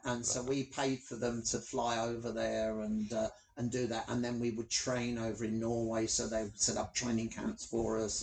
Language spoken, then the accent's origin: English; London, United Kingdom; I'm a Londoner through and through, hackney boy